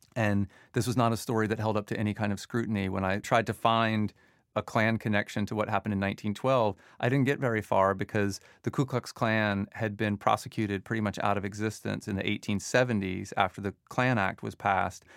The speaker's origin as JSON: {"language": "English", "area": "Forsyth County", "region": "Georgia", "country": "United States", "tie": "born or raised there", "moved": "yes", "lives_now": "New York, United States", "said": "I was raised in Forsyth County, so I grew up there from the time I was seven years old, and, which means it's home"}